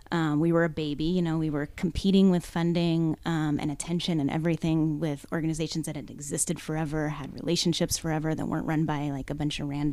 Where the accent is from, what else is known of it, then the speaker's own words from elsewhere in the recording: Seattle, Washington, United States; I came from Seattle, which obviously is a very different world, you know, in terms of fundraising.